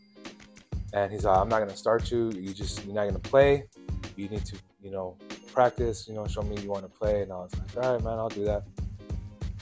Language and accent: English; Coachella, California, United States; also born or lived in Ontario, California / Rancho Cucamonga, California; I grew up in Coachella, in the valley my whole life